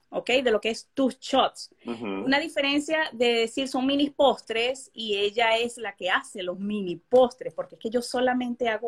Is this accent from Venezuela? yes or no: yes; Venezuela; now in Indiana, United States; son venezolanos, somos venezolanos